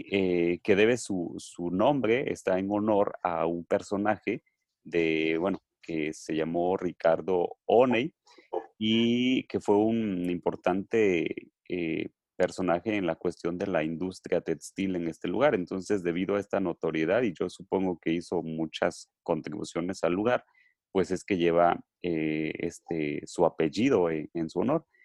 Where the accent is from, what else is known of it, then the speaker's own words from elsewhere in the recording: Mexico; pues valorar y rescatar esta parte de nuestra identidad como, mexicanos.